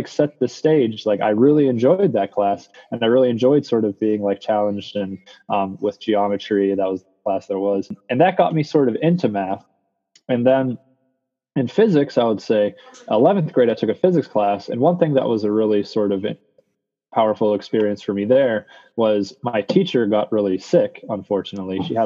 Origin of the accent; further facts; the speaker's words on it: Bethel Park, Pennsylvania, United States; I grew up in Bethel Park, Pennsylvania